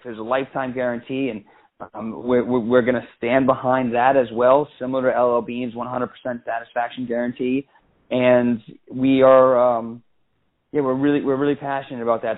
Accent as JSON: {"language": "English", "region": "Maine", "country": "United States", "tie": "born or raised there", "said": "we grew up in Maine"}